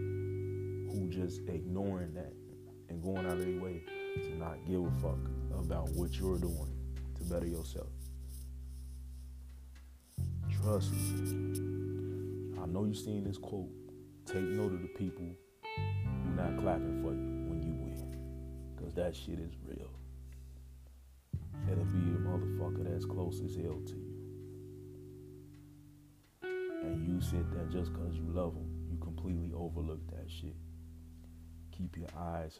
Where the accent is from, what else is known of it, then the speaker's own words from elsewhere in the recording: Chicago, Illinois, United States; as a Chicagoan